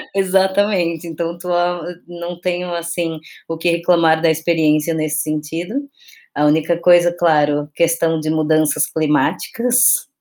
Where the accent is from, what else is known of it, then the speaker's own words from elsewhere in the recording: São Paulo, Brazil; moved away as an adult; now in Aveiro, Portugal; sou de São Paulo, com família na Bahia